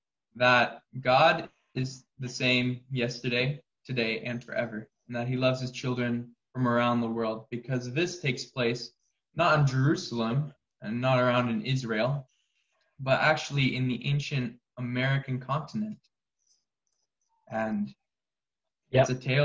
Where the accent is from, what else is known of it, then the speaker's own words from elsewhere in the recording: West Midlands, United Kingdom; I'm from Shropshire, down in the West Midlands.